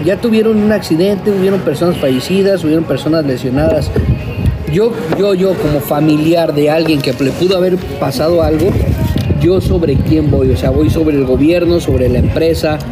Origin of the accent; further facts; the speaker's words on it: Veracruz, Mexico; Yo, soy del puerto de Veracruz